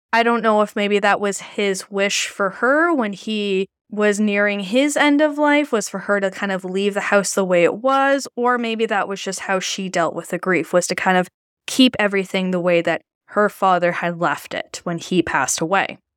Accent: Canada; As a Canadian

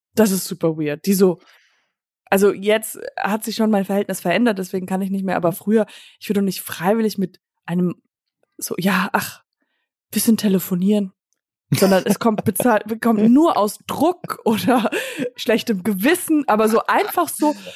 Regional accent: United States; moved away; Ich bin äh, in Amerika halt aufgewachsen

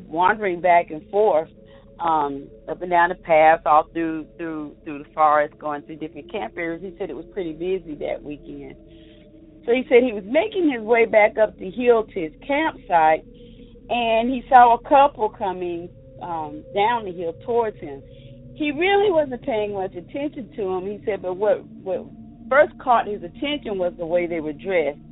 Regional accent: Triad area, North Carolina, United States; I'm from North Carolina in the Triad area

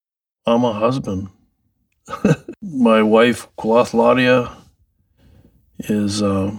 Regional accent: Seabird Island, British Columbia, Canada; I'm from Skalakal, which means around the bend, Seabird Island, part of Stalo Nation, people of the river.

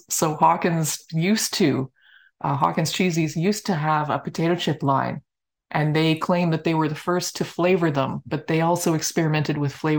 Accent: Canada; I know, sacrilege as a Canadian, but until I'd seen the company and just loved their attitude

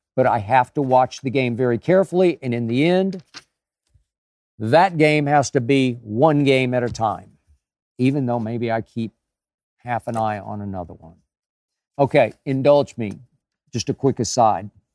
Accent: Oklahoma, United States; moved away; my home state of Oklahoma

